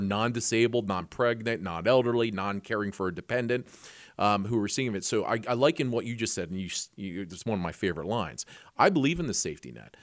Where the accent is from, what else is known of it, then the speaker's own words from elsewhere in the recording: Lancaster, Pennsylvania, United States; we grew up around Mannheim Township here up by Lancaster Airport